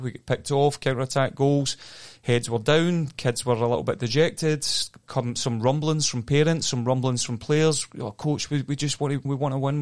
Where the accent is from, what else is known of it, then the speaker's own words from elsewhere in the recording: Scotland, United Kingdom; moved away; I grew up in Scotland